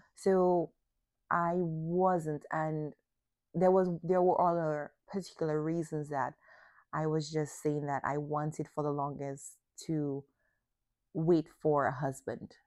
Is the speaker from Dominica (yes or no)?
yes; Dominica; the closed mindset of also the area where I grew up in Dominica